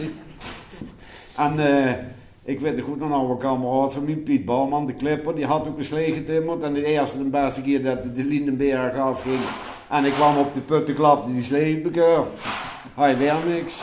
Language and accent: Dutch; Nijmegen, Gelderland, Netherlands; accent: Nijmeegs; daar ben ik opgegroeid